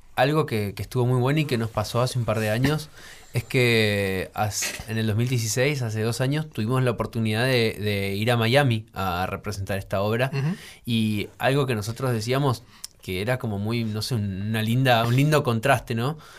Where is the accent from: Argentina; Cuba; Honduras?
Argentina; Formosa; now in Buenos Aires, Argentina; Somos mellizos, nacimos con siete meses. Sí. Y bueno, imagínate que somos de Formosa